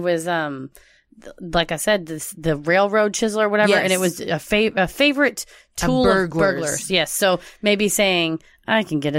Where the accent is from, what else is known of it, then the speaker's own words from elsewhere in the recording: New Orleans, Louisiana, United States; accent: New Orleans; Like my New Orleans accent?